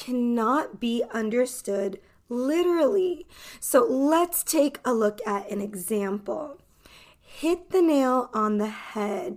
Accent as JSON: {"language": "English", "country": "United States", "said": "I am an American English teacher"}